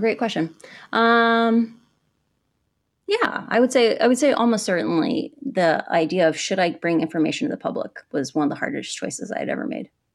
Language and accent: English; Midwest, United States; moved away as an adult; now in Puerto Rico; I grew up in the Midwest.